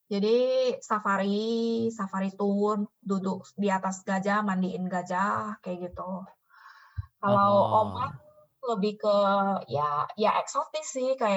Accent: Medan, North Sumatra, Indonesia; Ya kan, kan gue asli Medan ya

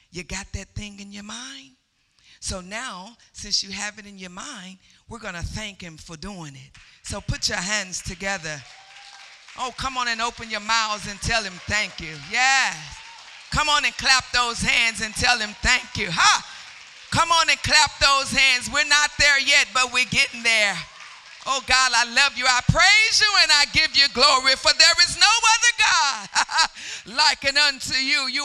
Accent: Chicago, Illinois, United States; born there; I was born in Chicago, but I was raised in the country. So, no, in the country, you go out in the streets and you can make all the noise you want

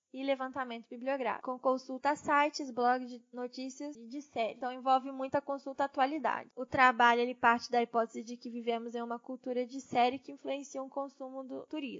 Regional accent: Brazil; nós, enquanto brasileiros

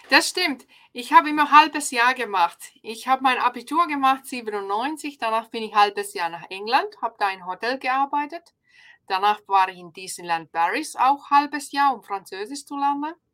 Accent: Finland; German is a second language; moved away as an adult; now in Ulm, Germany; Genau, ich bin ja ursprünglich aus Finnland, jetzt seit 13, 13 Jahren in Deutschland. Und wir sind gekommen vor 13 Jahren. Mein Ehemann ist deutsch und er wollte wieder zurück in die Heimat.

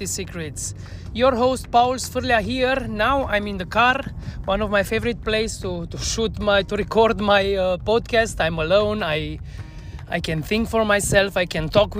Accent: Cluj-Napoca, Cluj County, Romania; first language Romanian; English is a second language; I was born in Romania, Cluj-Napoca, Transylvania, Eastern Europe.

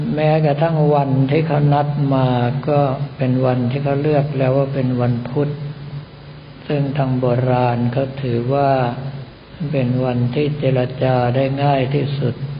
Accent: Bangkok, Thailand; ทางด้านธนบุรีข องเราเป็นป่าขนาดไหน เอาแค่สมัยที่กับผมเราภาพเป็นวัยรุ่นก็พอเพราะว่าบ้านยายอยู่ตรงสำแยกไฟฉาย

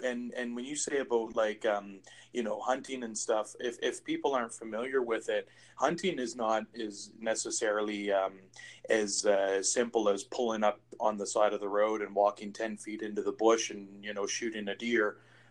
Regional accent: East Coast, United States; I'm from the East Coast. Yep. We eat rabbit.

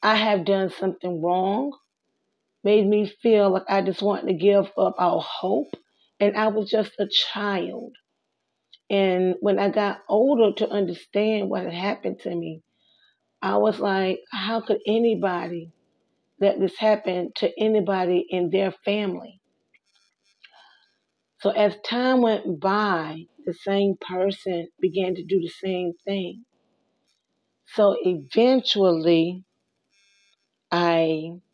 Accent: South Carolina, United States; I was born in South Carolina, one sister

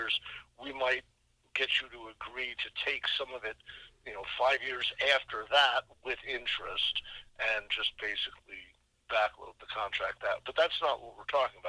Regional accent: Boston, Massachusetts, United States; I'm from the Boston area

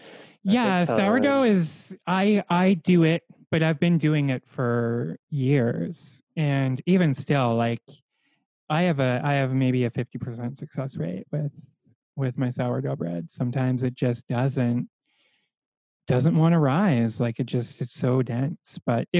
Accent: Canada; I'm French Canadian

